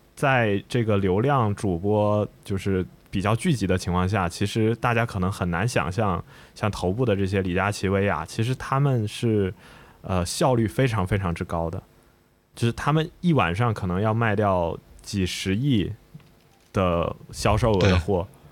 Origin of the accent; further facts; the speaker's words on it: Shenzhen, Guangdong, China; 我小时候在这个深圳长大嘛